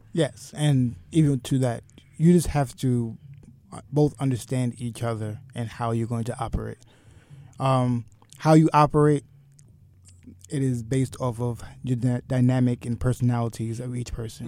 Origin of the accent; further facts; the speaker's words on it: Westbury, New York, United States; I grew up in Westbury. Long Island.